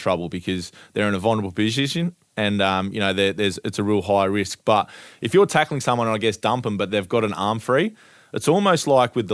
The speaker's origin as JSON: {"language": "English", "town": "Ardrossan", "region": "South Australia", "country": "Australia", "tie": "born or raised there", "said": "my hometown of Ardrossan on the Eyre Peninsula in South Australia"}